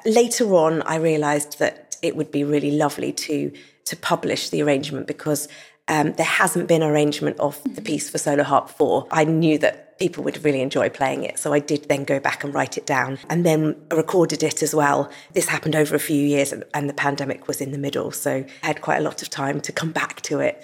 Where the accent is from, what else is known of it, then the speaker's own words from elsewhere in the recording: England, United Kingdom; I'm from England and I'm a harpist.